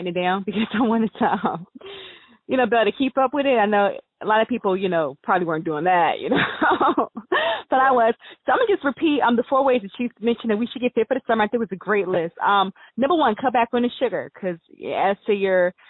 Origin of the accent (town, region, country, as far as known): United States